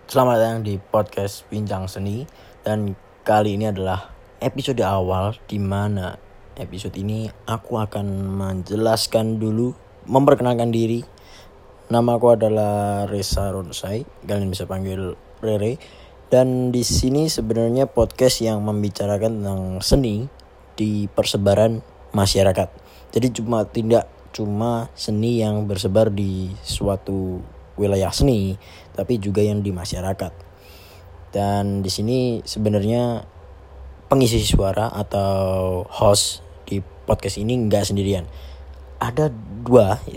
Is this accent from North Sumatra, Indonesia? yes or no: no; Surakarta, Central Java, Indonesia; accent: Javanese; aku dari Solo dari Jawa Tengah. Jadi kalau bahasa Indonesia aku agak medok atau agak kejawaan ya tolong dimaklumi lah karena sepertinya orang Jawa itu nggak bisa lepas dari kata-kata Jawanya nggak dari aksennya ya